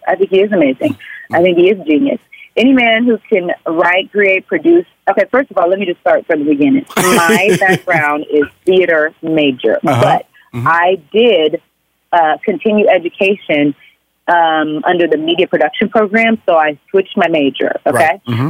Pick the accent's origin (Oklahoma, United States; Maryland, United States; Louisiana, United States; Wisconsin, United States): Oklahoma, United States; but hey, I'm from Oklahoma. What does she know?